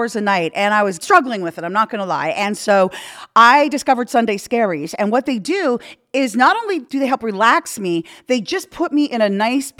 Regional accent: Canada; moved away; I'm from Canada

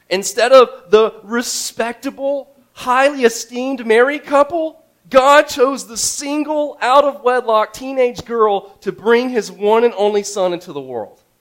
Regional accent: Houston, Texas, United States; Houston just seemed like a really good, like, Houston. I'm from Houston, you know.

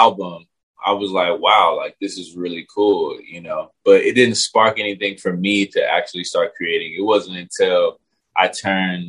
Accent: Pasadena, California, United States; also born or lived in Los Angeles; I was raised in Pasadena, California

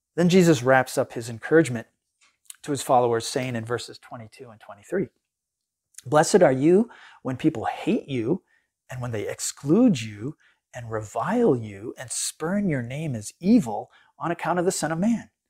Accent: United States; as American Christians

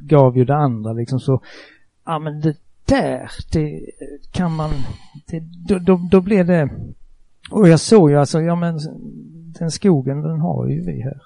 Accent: Markaryd, Kronoberg County, Sweden; accent: southwestern Småland dialect near Skåne and Halland; Jag sitter hemma i Markaryd, en eh, liten ort i sydvästra Småland. Eh, väldigt nära Skåne, väldigt nära Halland, därav denna dialekt

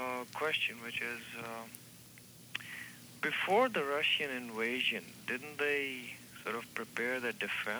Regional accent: India; I'm from India

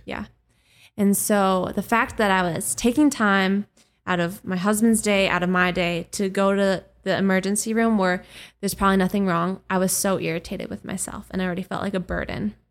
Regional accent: Minnesota, United States; accent: Minnesotan; growing up in Minnesota

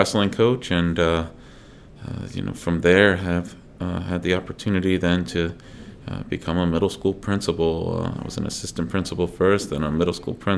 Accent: Dover, Delaware, United States; I grew up in Dover, Delaware

